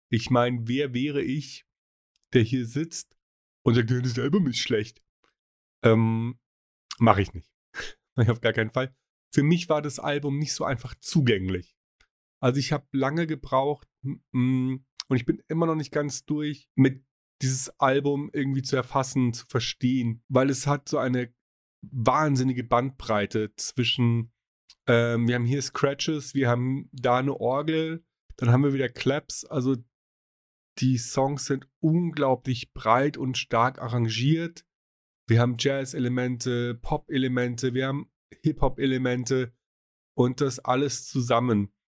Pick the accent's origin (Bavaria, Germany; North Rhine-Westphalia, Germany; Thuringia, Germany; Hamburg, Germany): Bavaria, Germany; Munich; Ich meine, er ist Münchner, ich bin Münchner.